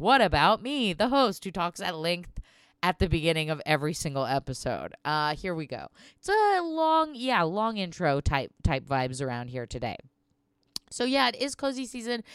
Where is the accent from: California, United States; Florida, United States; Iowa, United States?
California, United States; Southern; we're from Southern California, my family.